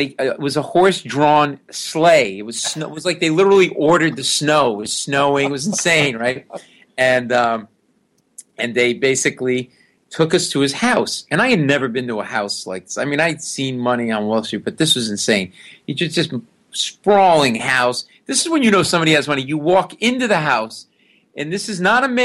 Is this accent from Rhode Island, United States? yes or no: yes; Rhode Island, United States; moved away as an adult; also born or lived in New York; my background is I grew up in Rhode Island, middle class Italian kid